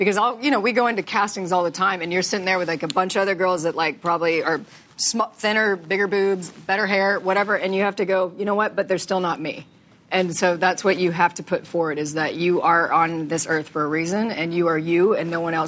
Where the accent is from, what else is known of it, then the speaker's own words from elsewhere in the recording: Texas, United States; And I was like, okay, I'm from Texas. I don't know the difference.